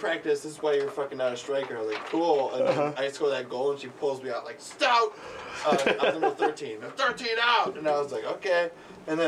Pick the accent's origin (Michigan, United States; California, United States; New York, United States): Michigan, United States; Growing up in Michigan